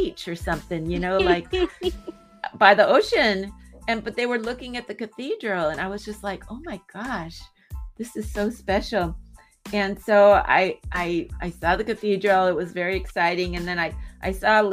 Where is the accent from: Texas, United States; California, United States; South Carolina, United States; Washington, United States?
California, United States; San Diego; I'm from San Diego